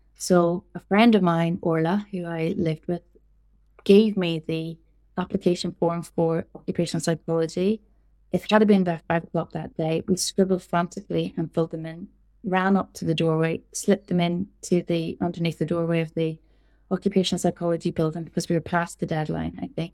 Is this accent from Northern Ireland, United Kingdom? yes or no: yes; Northern Ireland, United Kingdom; moved away as an adult; also born or lived in London / Portugal; I was born in Northern Ireland, grew up in Northern Ireland, and then I left when I was around twenty-two, and I moved to London